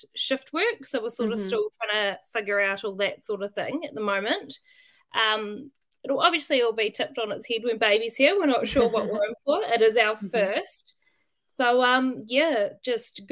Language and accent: English; Waitara, Taranaki, New Zealand; I grew up in Waitara. So it's a small town